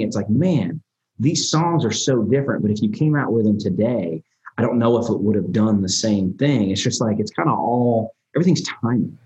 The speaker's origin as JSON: {"language": "English", "town": "Nashville", "region": "Tennessee", "country": "United States", "tie": "born or raised there", "also_born_or_lived": "Albany, New York", "said": "we moved to Nashville when I was, God, man, I was probably three years old"}